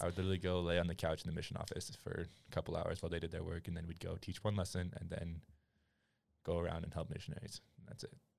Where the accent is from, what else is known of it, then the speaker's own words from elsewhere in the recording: Utah, United States; also born or lived in Madagascar; I was born in Utah County, raised there my entire life.